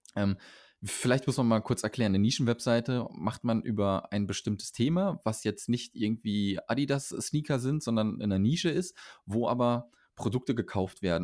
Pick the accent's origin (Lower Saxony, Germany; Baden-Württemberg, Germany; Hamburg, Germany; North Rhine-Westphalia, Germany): North Rhine-Westphalia, Germany; Arnsberg; moved away; Ich weiß nicht, kennst du Arnsberg?